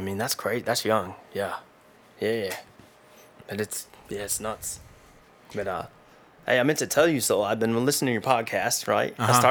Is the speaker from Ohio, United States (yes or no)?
yes; Dayton, Ohio, United States; Yeah, I grew up in around Dayton, Ohio. Man, it's the hood, I'll tell you.